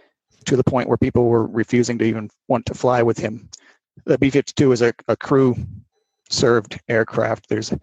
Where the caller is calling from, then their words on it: Spokane, Washington, United States; I'm in the Spokane, Washington area.